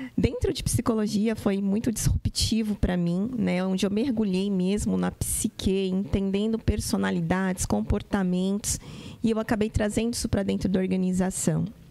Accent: Santos, São Paulo, Brazil; lá na cidade de Santos, eu sou santista

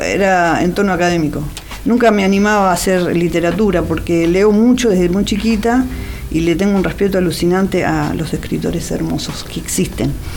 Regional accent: Wilde, Buenos Aires Province, Argentina; yo nací en Wilde, que es Avellaneda

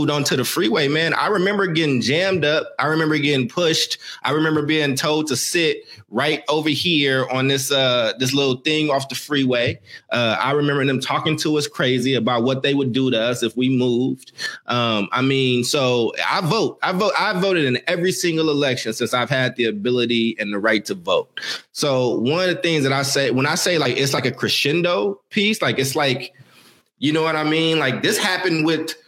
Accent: Oakland, California, United States; also born or lived in Maywood, Illinois; I'm from Oakland

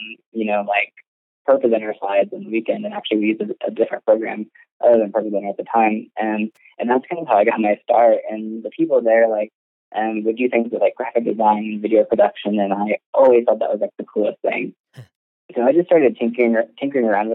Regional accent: Ohio, United States; moved away as an adult; now in Oklahoma, United States; I was living in Ohio at the time. Like, that's where I grew up. I'm not from Oklahoma

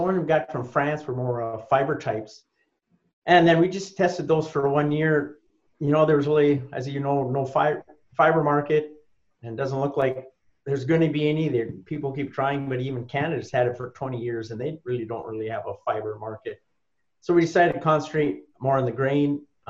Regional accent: Litchfield, North Dakota, United States; No, I'm originally from Litchfield, North Dakota, down in Valley City.

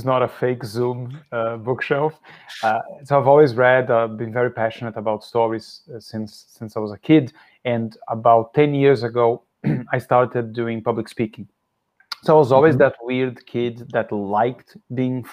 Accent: Brazil; English is a second language; moved away; also born or lived in Philadelphia, United States; I grew up in Brazil

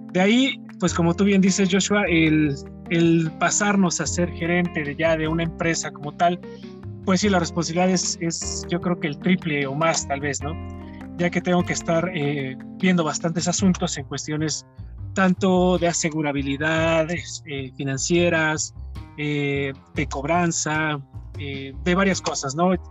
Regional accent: Puebla, Mexico; moved away as an adult; also born or lived in Ciudad del Carmen, Campeche; soy originario de la ciudad de Puebla

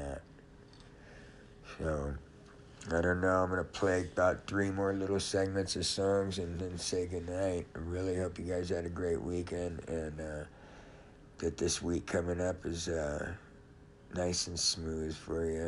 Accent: Los Angeles, California, United States; moved away as an adult; also born or lived in San Diego; I grew up in Los Angeles

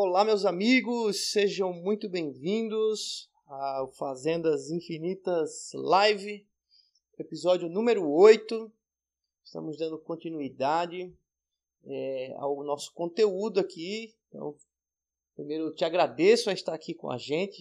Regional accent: Maceió, Alagoas, Brazil; moved away; also born or lived in São Paulo; eu vim de Maceió, da praia, depois estava em São Paulo, na capital

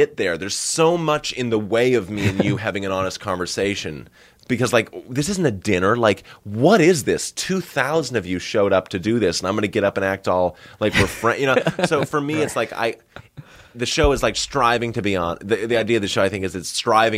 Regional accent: Northern Massachusetts, United States; I grew up in Northern Massachusetts

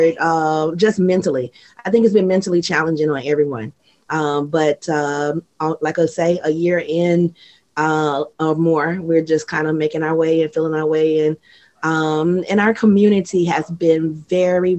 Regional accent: Mississippi, United States; moved away as an adult; also born or lived in Atlanta; now in Japan; Mississippi was home. So, you know, I grew up loving family

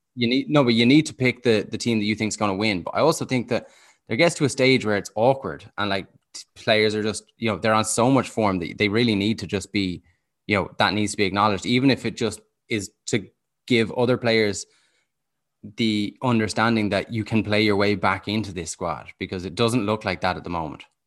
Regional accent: Dublin, Leinster, Ireland; moved away as an adult; now in Galway, Ireland; I grew up in Dublin

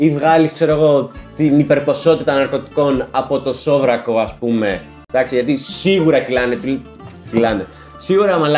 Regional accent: Samothrace, Eastern Macedonia and Thrace, Greece; Είμαι από τη Σαμοθράκη και είναι ένα αυτοκίνητο από πίσω

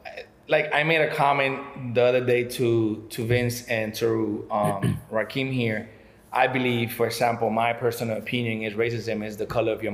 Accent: United States; Because I'm American, I could do whatever I want to do in and out, whenever I want to come in and out.

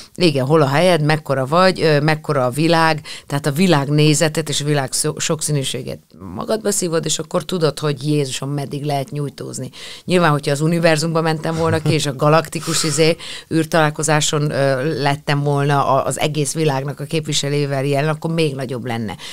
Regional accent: Hungary; itt, itt születtem, itt vannak a, a, a barátok, itt van a, az összes olyan gyerekkori élmény

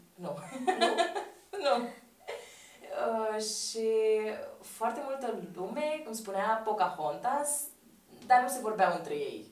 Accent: Romania; le spun că sunt româncă

